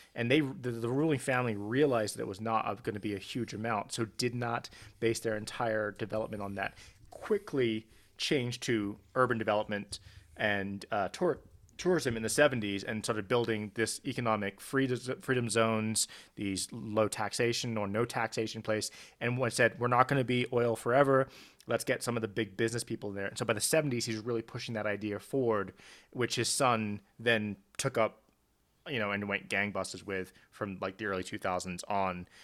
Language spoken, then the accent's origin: English; South Africa; I grew up in South Africa